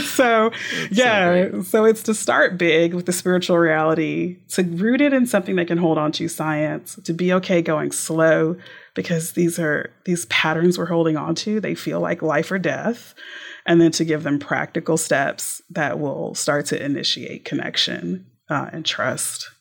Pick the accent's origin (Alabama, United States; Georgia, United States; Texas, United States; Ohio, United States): Texas, United States; also born or lived in Houston, Texas; now in Tyler, United States; I'm a Texan through and through